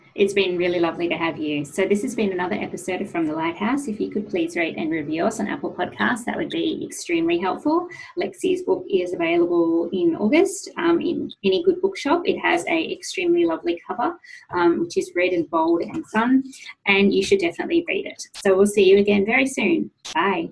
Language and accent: English; Sydney, New South Wales, Australia; went to a high school in Sydney, um, an all girls high school in Sydney